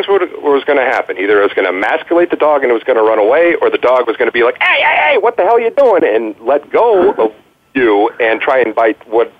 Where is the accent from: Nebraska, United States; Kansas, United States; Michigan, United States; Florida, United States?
Michigan, United States; Detroit; I was raised in Detroit